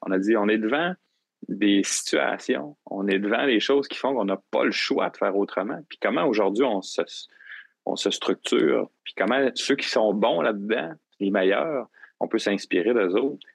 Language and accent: French; Gaspésie, Quebec, Canada; moved away as an adult; now in Rimouski, Canada; je suis originaire de la Gaspésie, puis, euh, je suis venu à Rimouski pour mes études.